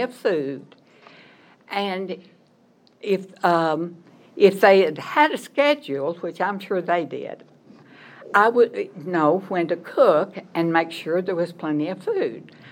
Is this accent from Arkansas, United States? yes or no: yes; Arkansas, United States; moved away as an adult; also born or lived in Missouri / Memphis, Tennessee; I was born in Arkansas, went to school there, graduated from Arkansas State University